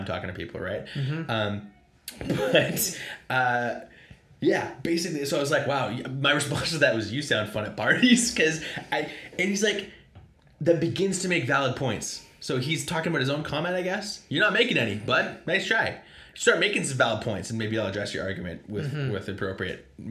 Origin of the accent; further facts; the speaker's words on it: Pacific Northwest, United States; we're from the Pacific Northwest.